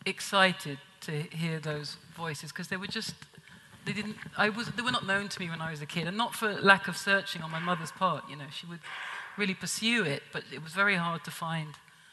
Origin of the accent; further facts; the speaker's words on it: England, United Kingdom; now in United States; I think it was always there in England too, but I was younger, maybe more isolated. I had a Jamaican community